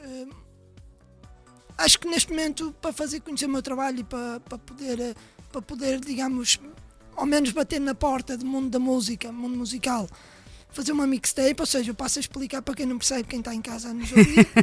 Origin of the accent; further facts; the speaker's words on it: Matosinhos, Porto District, Portugal; sou do Porto, nascido e criado Porto Matosinhos